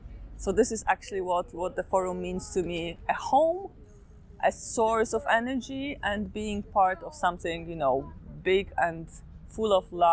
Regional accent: Poland; English is a second language; I'm from Poland, from the local group Wiara I Tęcza

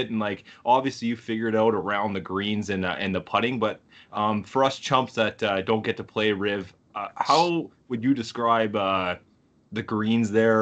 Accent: Thunder Bay, Ontario, Canada; I'm from Thunder Bay

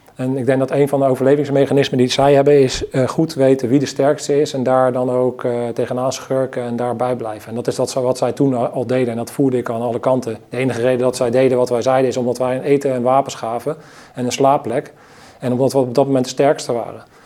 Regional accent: Netherlands

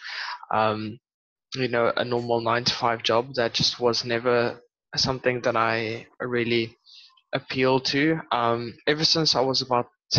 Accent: Port Elizabeth, Eastern Cape, South Africa; now in Western Cape, South Africa; I grew up in Port Elizabeth and moved to a small city here in the Western Cape

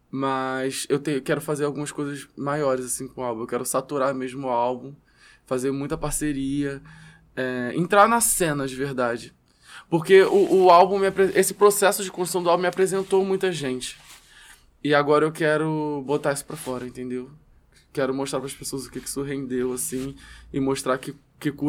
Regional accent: Gardenia Azul, Rio de Janeiro, Brazil; Que eu sou de Gardenia Azul representando.

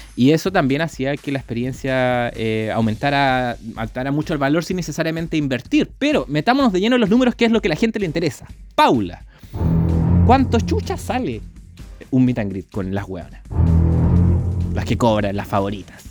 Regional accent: Chile; somos de Chile, tenemos un podcast.

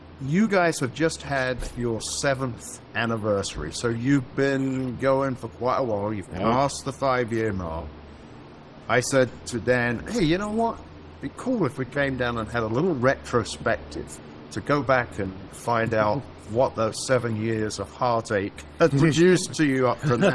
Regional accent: United Kingdom; I'm the Brit

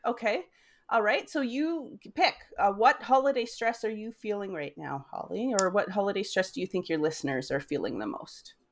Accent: Weyburn, Saskatchewan, Canada; moved away as an adult; also born or lived in United States; I am from Weyburn, Saskatchewan. I have lived in five states in the U S, and, uh, we are now back in Weyburn, Saskatchewan.

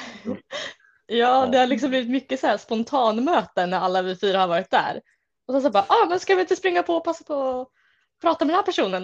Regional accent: Uppsala, Uppsala County, Sweden; jag är uppvuxen här i Uppsala

